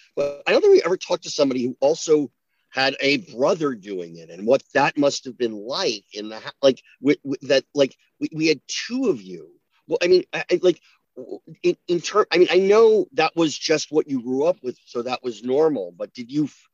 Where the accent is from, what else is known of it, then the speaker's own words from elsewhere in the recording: New Jersey, United States; I'm from New Jersey